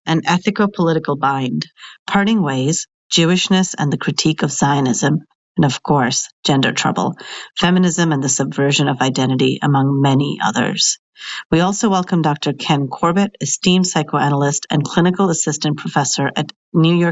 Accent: India; as an Indian

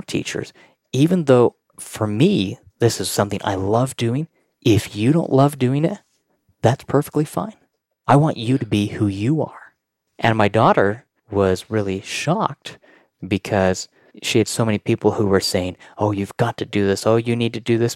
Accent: Pleasant View, Utah, United States; I grew up in Pleasantview, which is up by North Ogden, and we have a huge mountain. It's in Utah

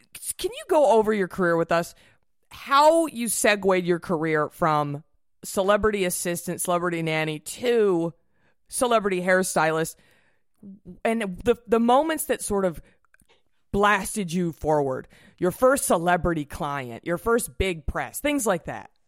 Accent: Dallas, Texas, United States; I'm from Dallas.

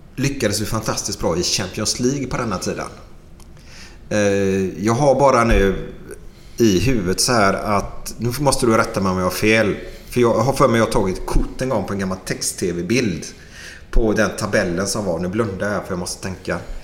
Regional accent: Gothenburg, Västra Götaland, Sweden; uppe i Askim. Där det finns en liten dansbana där uppe. Mm. Där är jag uppvuxen

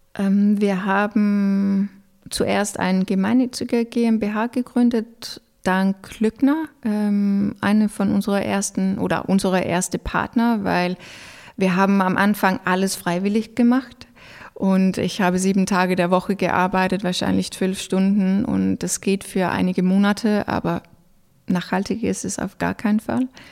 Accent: Denmark; German is a second language; also born or lived in Norway; now in Germany; ich als Däne habe Rechte und Möglichkeiten in Deutschland

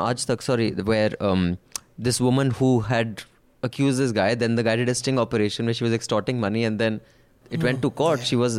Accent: Maharashtra, India; Finally, in the city I grew up in outside Bombay, I saw a strange pattern emerge over a 10-year period.

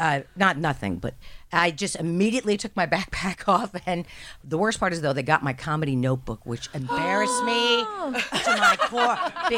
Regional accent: New Jersey, United States; And I actually was born and raised in New Jersey. I could read the news. You can't tell that.

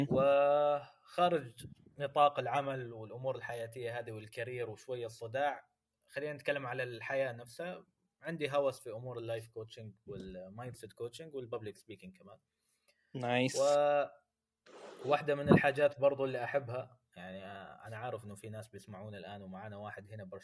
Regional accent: Saudi Arabia; moved away as an adult; also born or lived in Syria; now in Malaysia; فانا من سوريا ومقيم بالسعوديه لما كان عمري سنه وتربيت في السعوديه عشان كذا هذا سبب اللي

